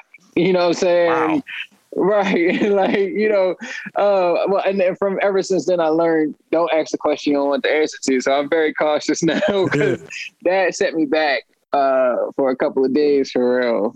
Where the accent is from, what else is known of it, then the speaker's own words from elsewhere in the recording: upstate New York, United States; now in Baltimore, United States; I'm originally from upstate New York. Um, I've been here in Maryland and Baltimore since '97